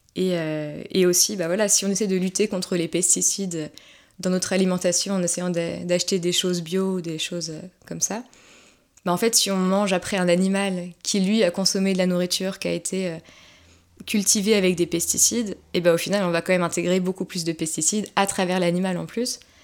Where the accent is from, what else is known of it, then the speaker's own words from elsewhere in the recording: Haute-Savoie, Auvergne-Rhône-Alpes, France; je viens de Haute-Savoie